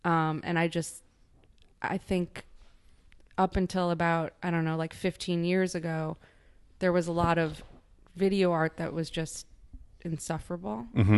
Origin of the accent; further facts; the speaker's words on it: Midwest, United States; now in New York, United States; I've been living in New York for almost 20 years. I'm from the Midwest. I am pretty provincial in terms of my upbringing.